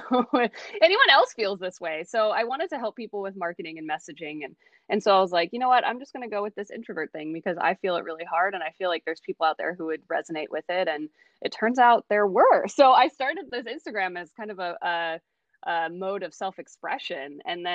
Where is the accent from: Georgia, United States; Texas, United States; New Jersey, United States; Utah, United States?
Texas, United States; moved away as an adult; also born or lived in Oakland, California / Los Angeles, California; I was born in Oakland, California, grew up in Texas